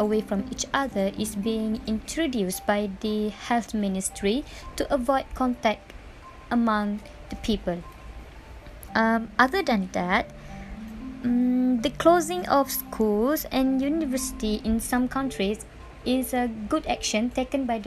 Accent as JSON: {"language": "English", "country": "Malaysia", "said": "as a Malaysian"}